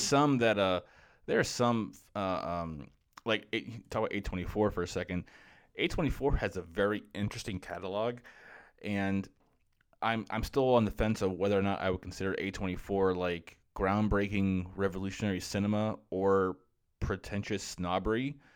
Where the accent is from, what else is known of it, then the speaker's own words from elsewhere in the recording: Florida, United States; so I grew up in Florida, and where I live, where I grew up in Florida